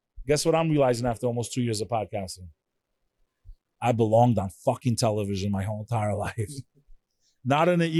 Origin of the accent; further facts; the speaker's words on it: New York, United States; I'm a New Yorker